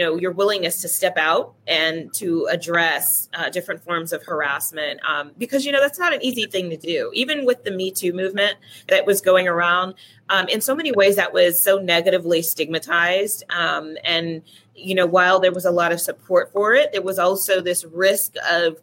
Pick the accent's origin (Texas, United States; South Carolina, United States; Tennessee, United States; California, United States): California, United States; I'm from California.